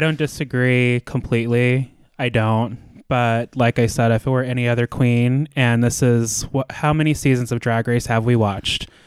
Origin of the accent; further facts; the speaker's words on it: United States; being American